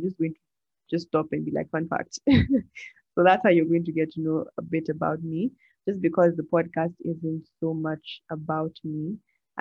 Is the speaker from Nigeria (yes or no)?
yes; Nigeria; I love my country, Nigeria. Fun fact, I'm Nigerian.